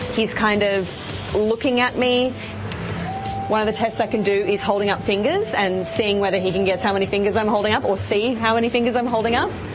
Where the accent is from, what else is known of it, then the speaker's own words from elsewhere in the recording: Australia; I'm actually from Australia.